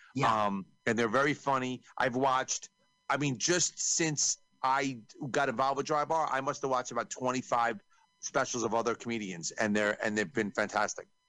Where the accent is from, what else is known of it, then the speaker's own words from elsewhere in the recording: New York, United States; I'm from New York